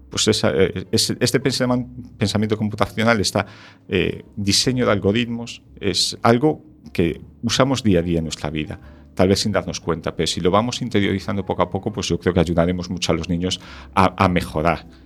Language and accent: Spanish; Ferrol, Galicia, Spain; also born or lived in A Coruña / Santiago de Compostela